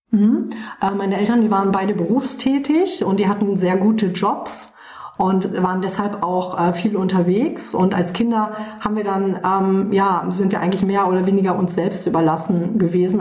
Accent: Waldbröl, North Rhine-Westphalia, Germany; Ich bin aufgewachsen im Oberbergischen Kreis. Das ist ähm, ein, eine kleine Stadt, die nennt sich Waldbröl, ähm, ungefähr so 60 Kilometer von Köln entfernt

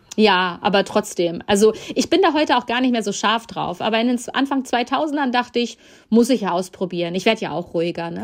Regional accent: Ahlen, North Rhine-Westphalia, Germany; moved away; in meiner alten Heimat im Münsterland

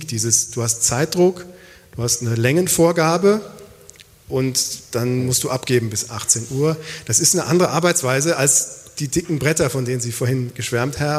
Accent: Aachen, North Rhine-Westphalia, Germany; now in Freiburg, Germany; Ich bin aufgewachsen in Aachen, ein paar Mal mhm. umgezogen, aber ähm, in Aachen habe ich Abitur gemacht, dann Zivildienst.

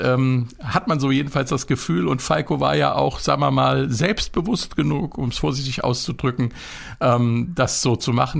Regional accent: Upper Hesse, Germany; der Wiener Schmäh geht mir als gebürtiger Oberhesse natürlich ab

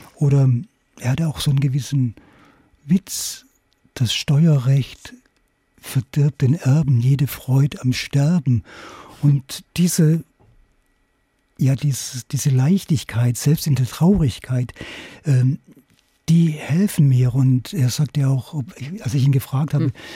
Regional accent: Königsbronn, Baden-Württemberg, Germany; moved away; also born or lived in Hamburg; nach Königsbronn auf der Schwäbischen Alb, meinem Heimatort

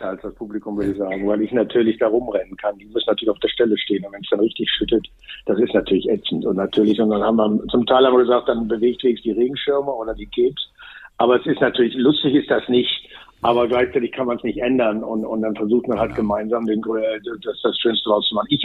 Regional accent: North Rhine-Westphalia, Germany; Ich komme aus dem Ruhrgebiet, wir sind nicht sehr sensibel. Wir spielen bei jedem Wetter.

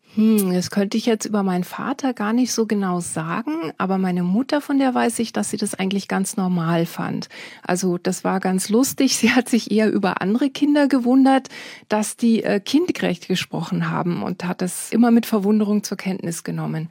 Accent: Bible Belt, Netherlands; moved away; Ich bin, wie gesagt, in den Niederlanden aufgewachsen, in einem kleinen Dorf

